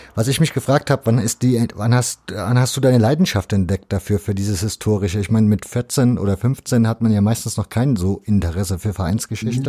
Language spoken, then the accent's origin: German; Leipzig, Saxony, Germany; ich bin in Leipzig groß geworden